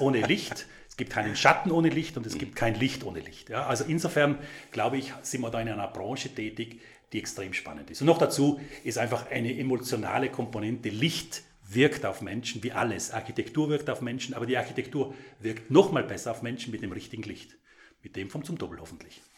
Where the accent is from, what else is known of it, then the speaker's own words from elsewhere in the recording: South Tyrol, Trentino-Alto Adige, Italy; now in Vorarlberg, Austria; Als gebürtiger Südtiroler